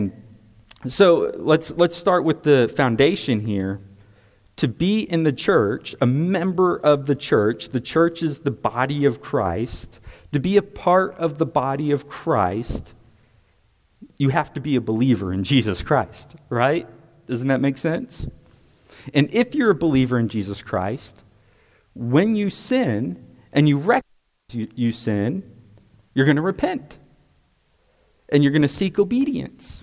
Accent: United States; I'm also an American because I'm a citizen of the United States.

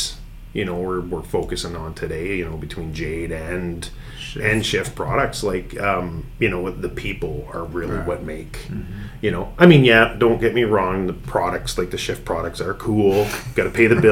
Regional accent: Northern Ontario, Canada; growing up in Northern Ontario, all I had was a satellite dish in the wintertime

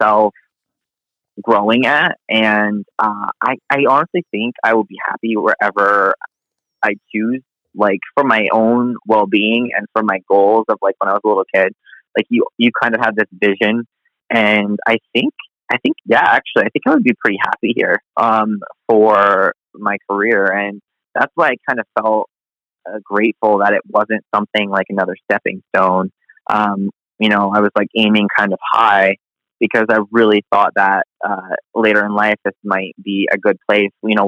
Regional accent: Maine, United States; born or raised there; now in Los Angeles, United States

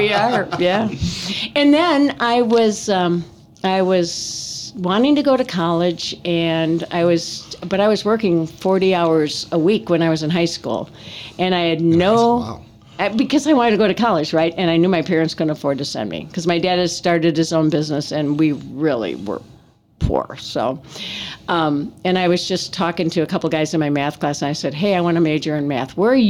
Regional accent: Thiensville, Wisconsin, United States; now in Porter County, United States; I grew up in Wisconsin.

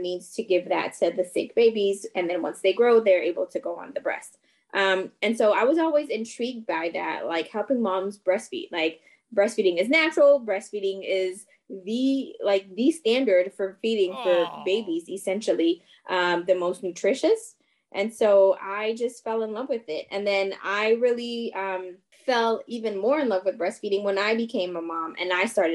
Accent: Montreal, Quebec, Canada; first language French; English is a second language; moved away as an adult; now in Washington, D.C., United States; I'm from Montreal, Canada. So of course, my first language is French

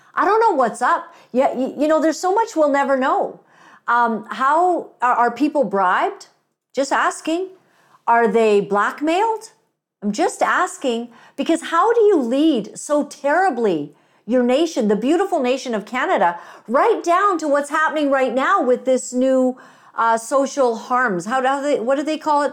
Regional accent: Uganda; moved away; I'm African. I was born in Uganda

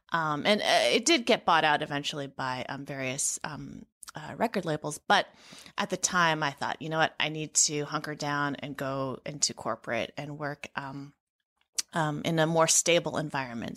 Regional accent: San Francisco, California, United States; moved away as an adult; also born or lived in Madison, Wisconsin; I grew up in San Francisco, and, um, it was such a wonderful, diverse environment in which to grow up.

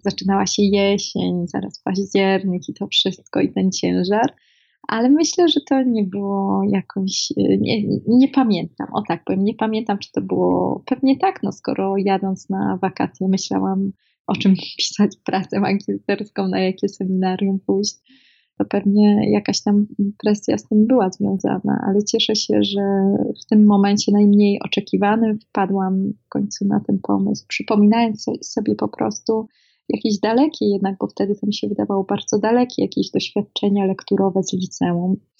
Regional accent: Szczecinek, West Pomeranian Voivodeship, Poland; Ja jestem, pochodzę z małego miasteczka ze Szczecinka, województwie zachodniopomorskim

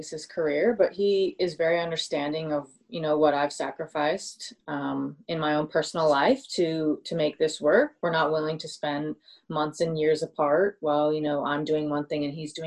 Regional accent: United States; moved away as an adult; also born or lived in Sydney, Australia; I'm from America

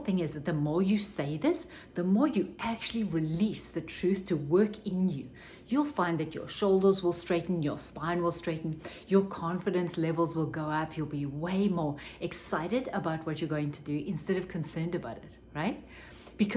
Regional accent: South Africa; when I was growing up in South Africa

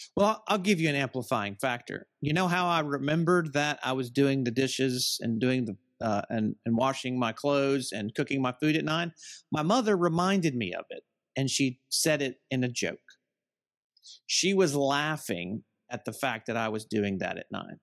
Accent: Southern United States, United States; I'm from the Southern United States

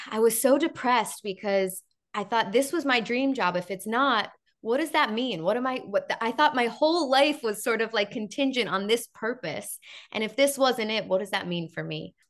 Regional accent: Chicago, Illinois, United States; moved away as an adult; now in Los Angeles, United States; I was from Chicago

